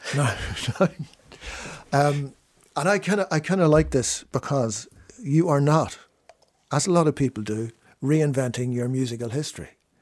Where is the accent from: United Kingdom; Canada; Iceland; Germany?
United Kingdom; Fermanagh, Northern Ireland; growing up in Fermanagh